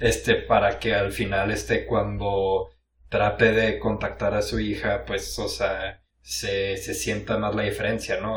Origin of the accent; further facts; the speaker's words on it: Mexico; somos, mexicanos